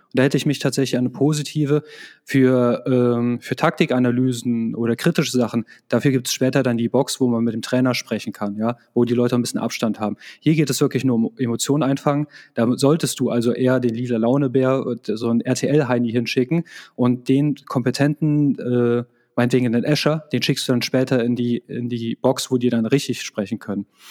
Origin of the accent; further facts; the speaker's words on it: Germany; Wir sind ja auch Deutsche.